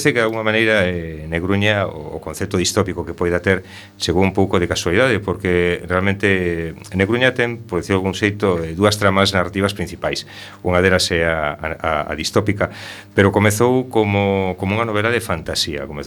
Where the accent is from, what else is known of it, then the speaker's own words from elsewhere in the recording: Rianxo, Galicia, Spain; now in A Coruña, Spain; que conste que comentabas que eu son de Rianxo, son de Taragoña cheguei aquí a Coruña hai 44 anos